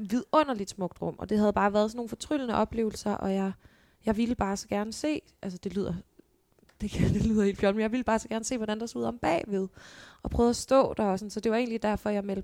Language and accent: Danish; Holbæk, Zealand, Denmark; Jeg kommer fra Holbæk, som jo, ja, en times tid her fra København. Ja. Bil, hvor jeg er født og opvokset.